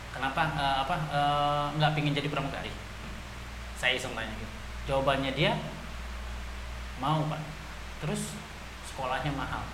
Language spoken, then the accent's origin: Indonesian; Betawi, Jakarta, Indonesia; saya dari Betawi